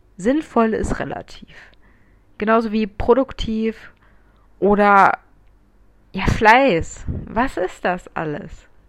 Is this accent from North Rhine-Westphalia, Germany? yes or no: no; Munich, Bavaria, Germany; ich bin 24, ich komme aus München